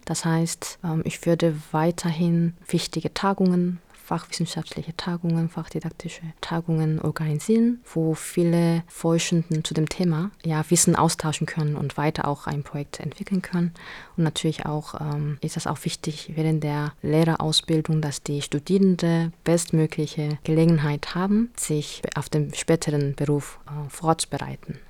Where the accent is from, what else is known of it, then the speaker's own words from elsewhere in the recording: South Korea; German is a second language; moved away as an adult; now in Germany; in meiner Heimat sozusagen, wo ich geboren bin und aufgewachsen bin, da waren nur Koreaner